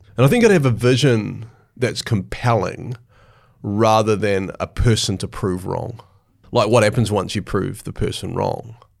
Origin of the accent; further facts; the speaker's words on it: Hastings, Hawke's Bay, New Zealand; In Hastings, yeah, in Hawke's Bay, which is sort of in the east coast of the North Island.